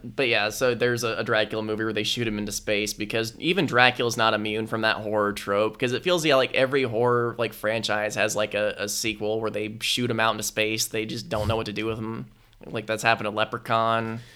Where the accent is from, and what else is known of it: United States